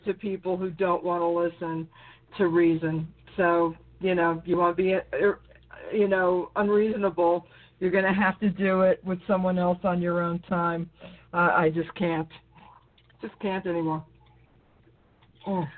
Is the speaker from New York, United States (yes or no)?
yes; New York, United States; when I was growing up in New York, you know, a town over from him.